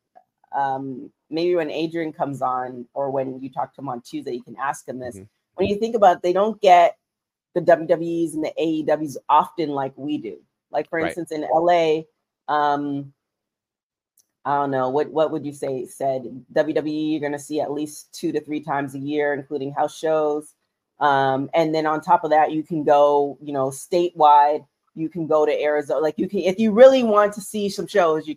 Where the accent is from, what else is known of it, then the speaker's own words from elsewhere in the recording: Canada; moved away; I'm Canadian, just trying to make it in America